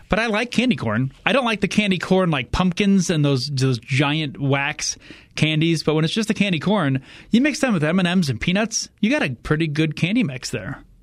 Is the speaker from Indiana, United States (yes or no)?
yes; Indiana, United States; I'm from Indiana